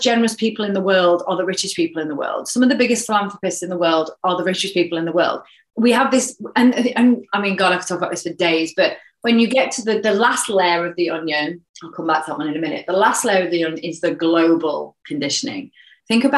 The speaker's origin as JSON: {"language": "English", "region": "a mining town in the East Midlands", "country": "United Kingdom", "tie": "born or raised there", "also_born_or_lived": "Sheffield", "said": "I was born in Sheffield, actually, but I was brought up in a mining town. So in a mining town in the East Midlands"}